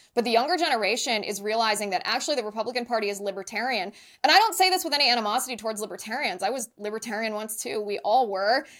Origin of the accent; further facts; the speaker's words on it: Ohio, United States; moved away as an adult; also born or lived in San Diego; I ended up serving in local government in my hometown in Ohio